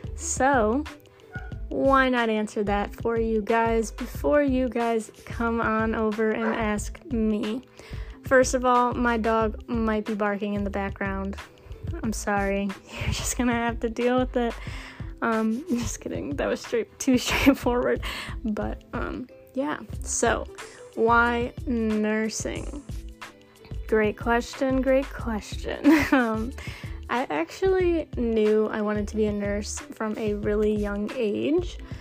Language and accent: English; Michigan, United States; I'm from Michigan